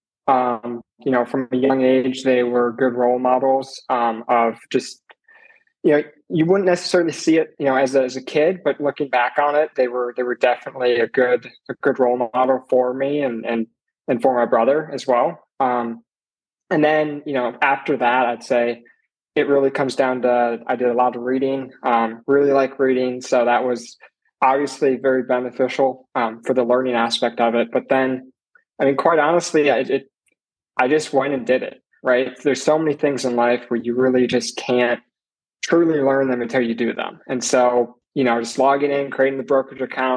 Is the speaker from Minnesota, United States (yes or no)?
yes; Minnesota, United States; moved away as an adult; now in Tulsa, United States; I'm originally from Minnesota